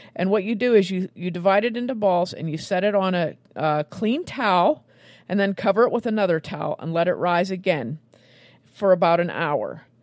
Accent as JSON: {"language": "English", "region": "Western Pennsylvania", "country": "United States", "tie": "born or raised there", "said": "my hometown here in Western Pennsylvania"}